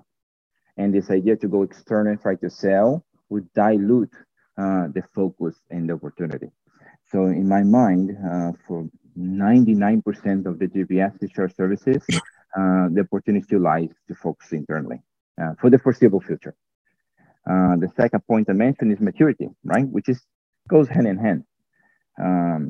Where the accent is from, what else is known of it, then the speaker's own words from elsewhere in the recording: Brazil; moved away as an adult; also born or lived in United States; now in Romania; I was actually born and raised in Brazil